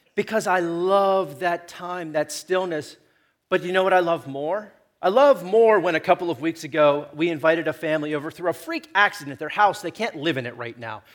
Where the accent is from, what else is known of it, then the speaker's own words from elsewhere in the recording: Chicora, Pennsylvania, United States; I come from Shakora